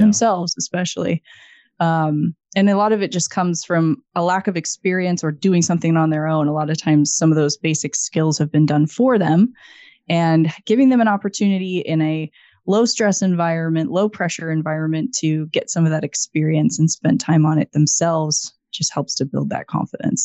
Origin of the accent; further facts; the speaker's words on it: Idaho, United States; now in Missoula, United States; I grew up in Idaho